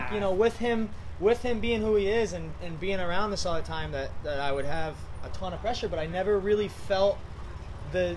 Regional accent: Ludlow, Massachusetts, United States; I'm from New England

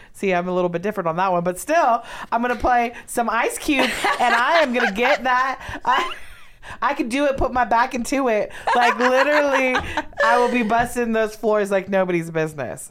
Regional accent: Los Angeles, California, United States; also born or lived in San Diego; Growing up in Los Angeles

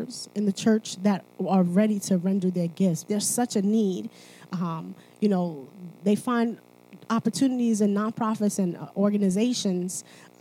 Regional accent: Haiti; I'm from Haiti.

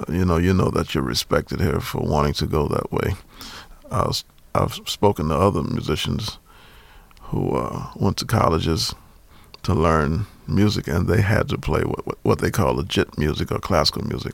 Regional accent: New Orleans, Louisiana, United States; I grew up in New Orleans and we used to dance at my house all the time

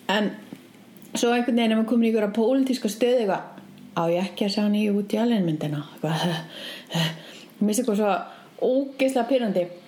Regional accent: Reykjavík, Capital Region, Iceland; ég kláraði tíundabökk upp í Breitholti

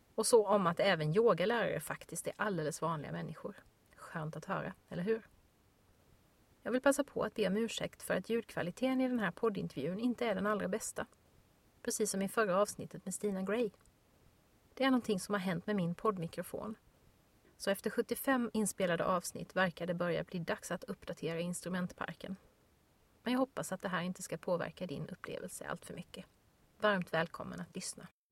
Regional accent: Växjö, Kronoberg County, Sweden; min hemstad Växjö

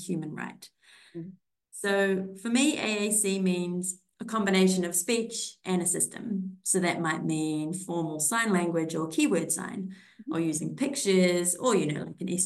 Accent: New Zealand; moved away as an adult; also born or lived in Austria; now in Australia; I'm from New Zealand

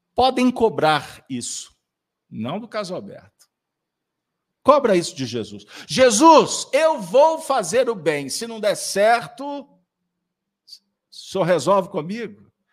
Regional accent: Minas Gerais, Brazil; nós somos mineiros.

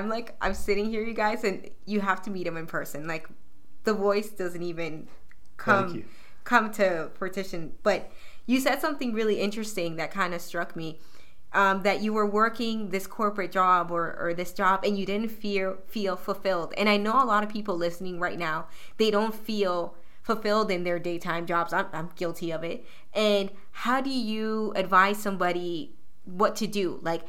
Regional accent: Toronto, Ontario, Canada; I'm somebody from Weston Road, you know, raised there, so I understand the hustle a lot.

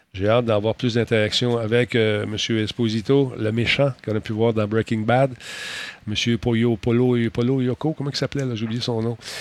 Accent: Quebec, Canada

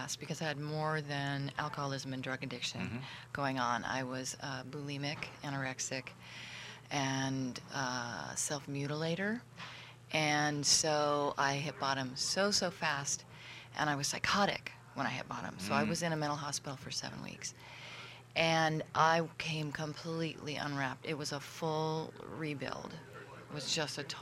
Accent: Southern California, United States; also born or lived in Oakland, California; now in Etna, United States; I grew up in Southern California, from Oakland, and recently moved to Etna, California

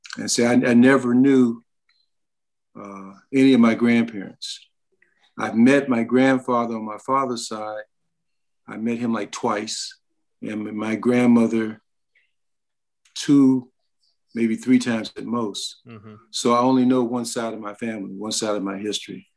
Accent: Columbus, Ohio, United States; also born or lived in Lincolnton, North Carolina; I grew up in Columbus, Ohio, born in Lincolnton, North Carolina

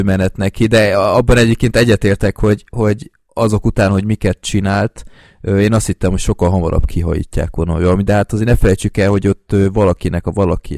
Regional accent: Budapest, Hungary; budapestiként így sokkal élvezhetőbb az egész

